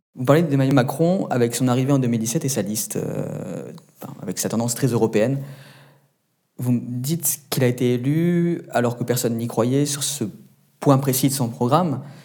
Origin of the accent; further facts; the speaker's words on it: Menton, Provence-Alpes-Côte d'Azur, France; je viens de Menton, euh, donc à la frontière de votre pays d'origine et euh, donc de la France